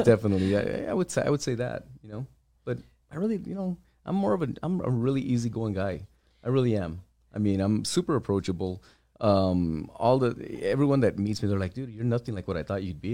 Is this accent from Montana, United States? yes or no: no; El Paso, Texas, United States; Born and raised here, uh, born and raised in the Lower Valley. I grew up in the Riverside area